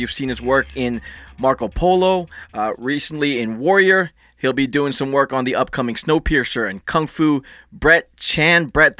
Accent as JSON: {"language": "English", "country": "Philippines", "said": "And we were talking before the show, and I'm Filipino myself."}